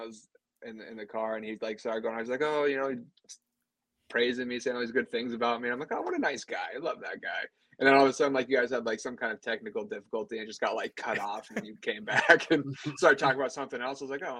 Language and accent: English; New England, United States; moved away as an adult; now in Phoenix, United States; living out here in Arizona. I'm not an Arizona native, though. I'm from New England originally. Army veteran.